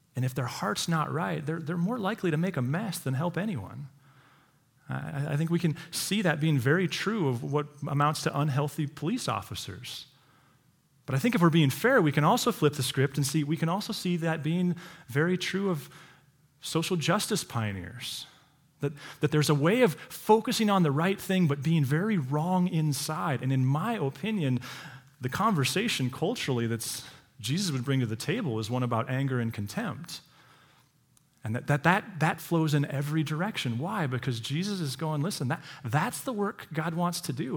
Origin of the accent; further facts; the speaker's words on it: Montana, United States; those of us who've born and raised in Montana